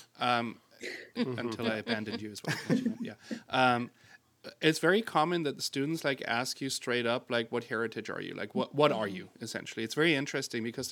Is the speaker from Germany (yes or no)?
yes; Germany; moved away; I'm from Germany originally